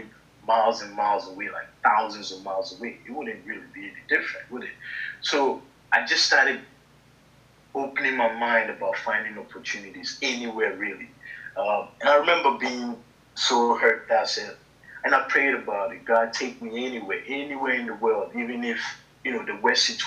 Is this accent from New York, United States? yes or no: yes; Syracuse, New York, United States; moved away as an adult; also born or lived in Ghana; now in Germany; I grew up in Syracuse, New York.